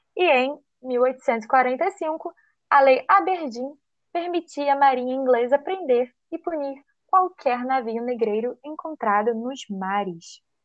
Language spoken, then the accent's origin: Portuguese; Brazil; nós somos brasileiras, porque não somos chilenas, nem japonesas